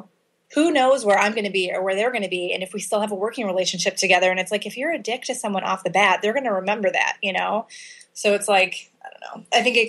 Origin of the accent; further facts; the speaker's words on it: Chicago, Illinois, United States; In the Chicago area. So my parents are both from Chicago, moved to the suburbs when I was a kid.